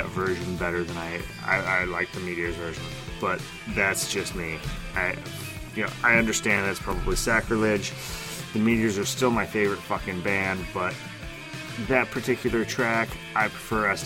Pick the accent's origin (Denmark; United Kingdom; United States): United States; American in the Midwest; as an American in the Midwest